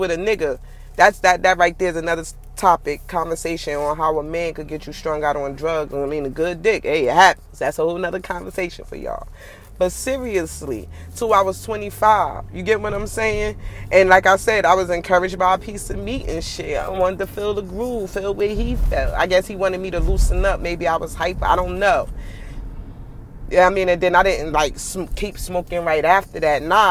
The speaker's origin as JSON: {"language": "English", "town": "New York City", "region": "New York", "country": "United States", "tie": "born or raised there", "also_born_or_lived": "Newark, New Jersey", "said": "I was born in Newark. I was raised in Brooklyn"}